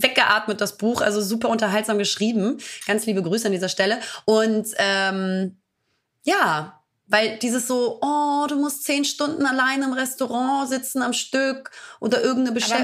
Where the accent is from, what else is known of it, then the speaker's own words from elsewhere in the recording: Italy; als Italienerin